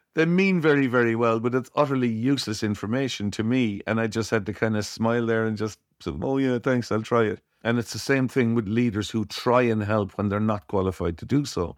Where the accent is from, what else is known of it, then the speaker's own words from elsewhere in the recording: Cork, Munster, Ireland; I was born in Cork in Ireland